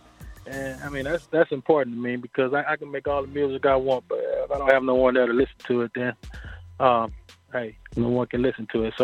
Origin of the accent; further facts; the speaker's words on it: Baton Rouge, Louisiana, United States; I'm originally from Baton Rouge, Louisiana